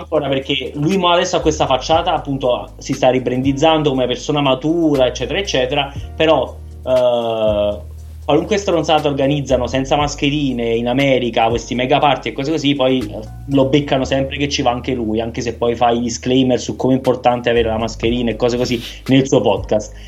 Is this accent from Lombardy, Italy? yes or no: yes; Milan, Lombardy, Italy; In qualità di milanesi